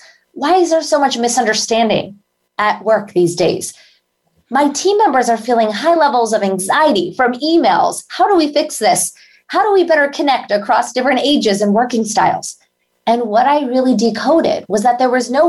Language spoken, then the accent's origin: English; India; moved away; as an Indian immigrant